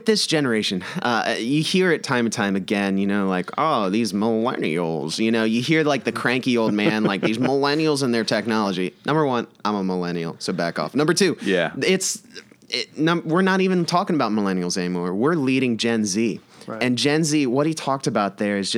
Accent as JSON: {"language": "English", "country": "United States", "said": "I'm like American to the core"}